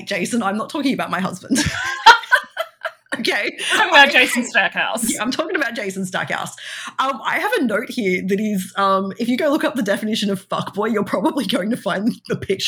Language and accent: English; Australia; accent: Australian; my Australian accent just kicks